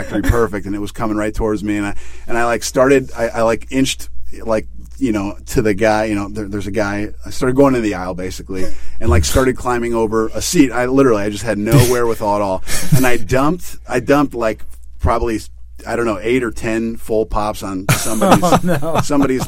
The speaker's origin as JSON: {"language": "English", "town": "Chicago", "region": "Illinois", "country": "United States", "tie": "born or raised there", "said": "I was born and raised in Chicago"}